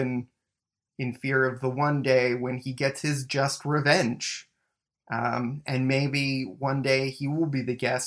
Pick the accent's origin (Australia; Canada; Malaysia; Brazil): Canada; Mississauga, Ontario; also born or lived in Winnipeg; now in Toronto, Canada; we also grew up, like, a couple minutes away from each other. Me in Mississauga, you in Oakville